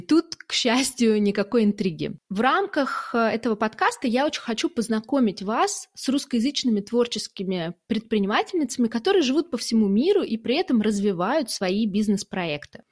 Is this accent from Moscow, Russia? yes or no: no; Saint Petersburg, Russia; now in Germany; Сама я из Петербурга, а сейчас живу в Германии